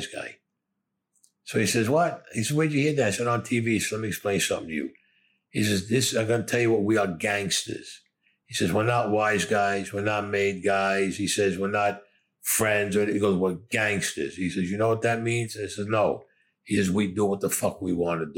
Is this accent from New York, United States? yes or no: yes; New York City, New York, United States; I was born in Brooklyn